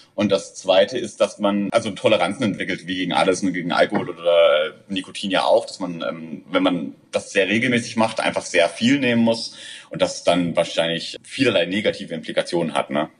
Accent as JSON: {"language": "German", "region": "Southern Germany", "country": "Germany", "tie": "born or raised there", "moved": "as an adult", "lives_now": "Berlin, Germany", "said": "ich komme aus Süddeutschland, muss man sagen. Ich glaube, wir sind relativ konservativ äh, erzogen äh, worden, aufgewachsen."}